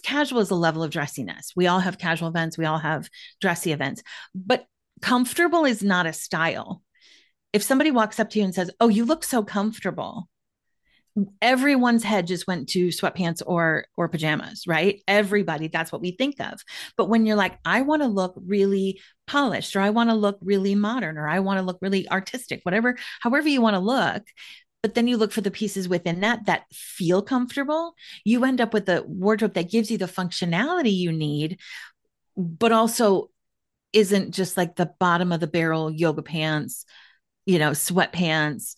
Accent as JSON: {"language": "English", "area": "Minneapolis-St. Paul area", "region": "Minnesota", "country": "United States", "tie": "born or raised there", "also_born_or_lived": "Washington, D.C. area", "moved": "as an adult", "said": "I am back in somewhat rural, like exurb kind of Minneapolis, St. Paul area"}